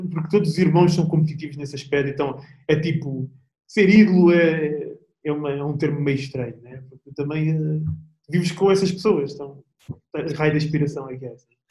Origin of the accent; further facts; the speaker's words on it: Portugal; now in Netherlands; sou português